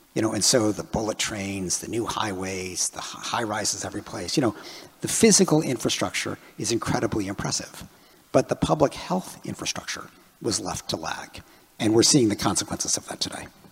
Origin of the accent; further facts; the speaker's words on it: Chicago, Illinois, United States; I grew up in Chicago